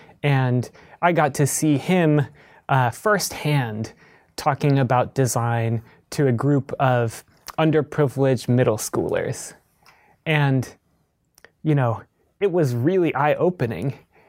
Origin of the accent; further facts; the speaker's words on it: Columbus, Ohio, United States; I grew up in Columbus, Ohio.